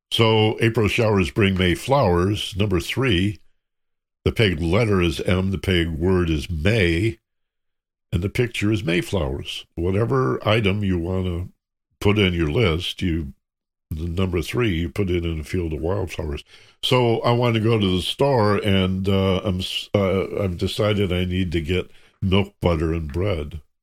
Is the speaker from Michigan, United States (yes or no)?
yes; Michigan, United States; I grew up in Michigan